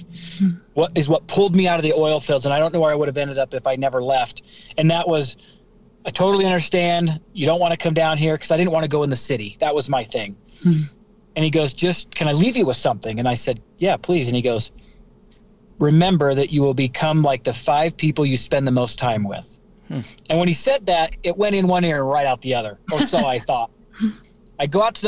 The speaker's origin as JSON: {"language": "English", "town": "St. George", "region": "Utah", "country": "United States", "tie": "born or raised there", "also_born_or_lived": "Sandy, Utah", "said": "So I'm from St. George, Utah. I was born in Sandy, Utah, raised in St. George."}